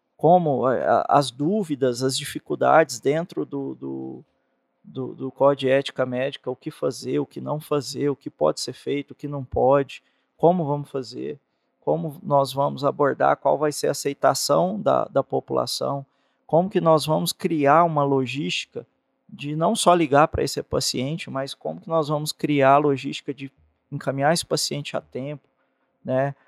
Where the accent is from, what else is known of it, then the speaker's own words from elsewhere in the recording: Caçu, Goiás, Brazil; eu sou goiano, nasci em Caçu